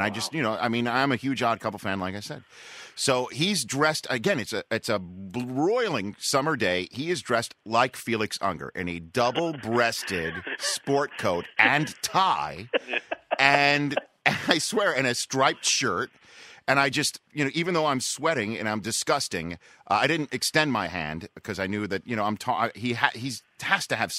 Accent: New York City, New York, United States; also born or lived in Connecticut; I'm from New York City. So I got a spot on the Upper West Side

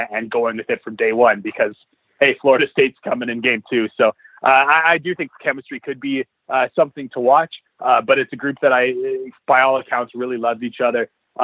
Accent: Edmonton, Alberta, Canada; moved away; my hometown team

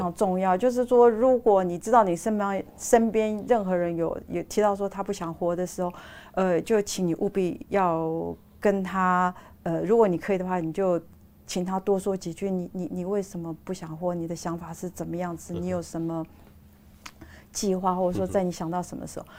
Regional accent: Taiwan; 我们台湾人

